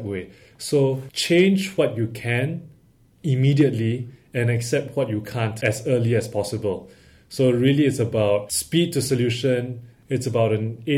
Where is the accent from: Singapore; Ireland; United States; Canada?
Singapore; As all Singaporean males do, I joined the military